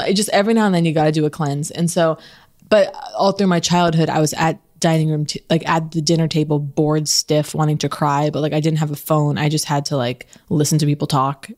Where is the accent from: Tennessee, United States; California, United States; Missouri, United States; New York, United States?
California, United States; Los Angeles; growing up in Los Angeles